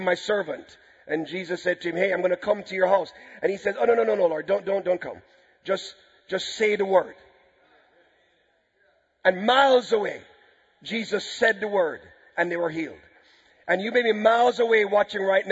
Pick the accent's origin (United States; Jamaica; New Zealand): Jamaica; we're from Jamaica